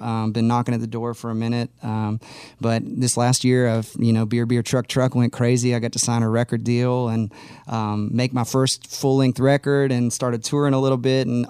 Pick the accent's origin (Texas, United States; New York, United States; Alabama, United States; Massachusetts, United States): Texas, United States; Austin; Born and raised in Austin, Texas. I actually never lived anywhere else till I moved here.